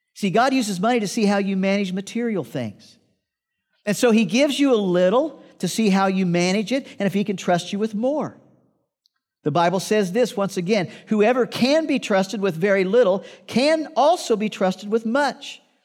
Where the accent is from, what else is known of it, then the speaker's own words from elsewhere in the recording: Midwest, United States; I grew up in the Midwest and we had to clean out barns